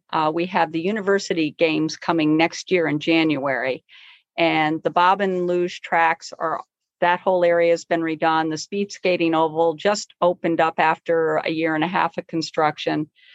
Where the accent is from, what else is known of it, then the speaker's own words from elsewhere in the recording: Scotia, New York, United States; now in Lake Placid, United States; I grew up in Scotia, New York.